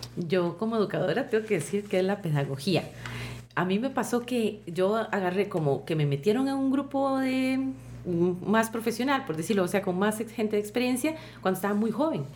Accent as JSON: {"language": "Spanish", "country": "Costa Rica", "said": "la propuesta cultural y costumbrista que nosotros tenemos como costarricenses"}